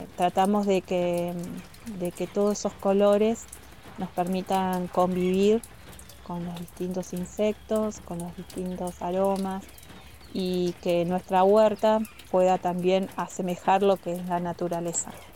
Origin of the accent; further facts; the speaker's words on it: General Roca, Río Negro, Argentina; moved away as an adult; now in Zapala, Argentina; Yo soy de Roca